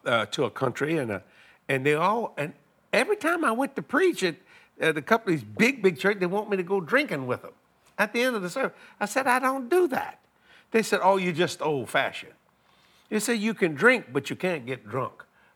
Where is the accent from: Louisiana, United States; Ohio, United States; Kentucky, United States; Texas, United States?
Louisiana, United States; Well, I'm a Cajun, you know.